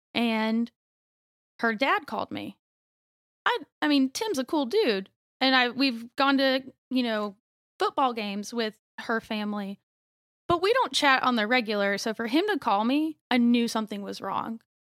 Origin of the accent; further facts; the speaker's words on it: Youngsville, North Carolina, United States; also born or lived in Raleigh, North Carolina; I grew up in Youngsville, so I've pretty much been in Raleigh all my life.